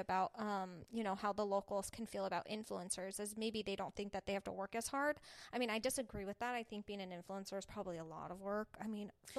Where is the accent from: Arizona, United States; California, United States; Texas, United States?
Arizona, United States; where are you from? I said, Arizona